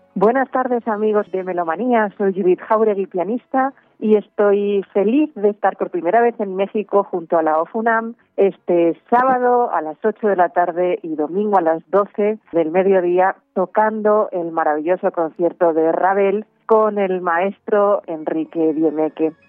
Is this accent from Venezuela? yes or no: no; Spain; Yo nací a 20 kilómetros de la frontera con Francia en España